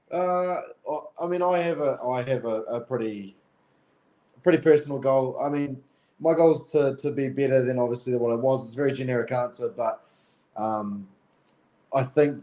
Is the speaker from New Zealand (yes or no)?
yes; Timaru, Canterbury, New Zealand; Growing up in Timaru and it's a very small town in in Canterbury